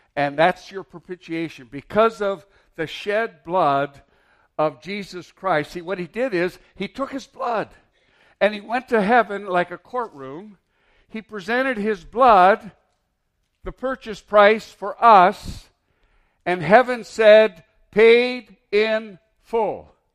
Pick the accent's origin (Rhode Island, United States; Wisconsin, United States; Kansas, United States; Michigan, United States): Michigan, United States; Mountain; moved away; I grew up in Mountain, Michigan.